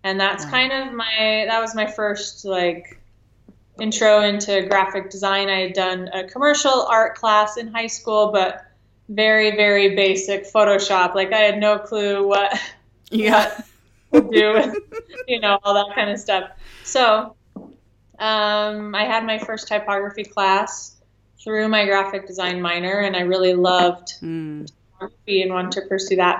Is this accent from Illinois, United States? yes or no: no; Farmington, Utah, United States; also born or lived in Ventura, California / Henderson, Nevada / New York City / Los Angeles; Then moved to Farmington, Utah when I was 9, and stayed in Utah for a while